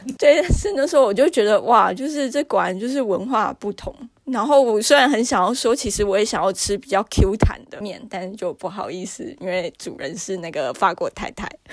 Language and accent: Chinese; Taiwan; 就是有我台湾人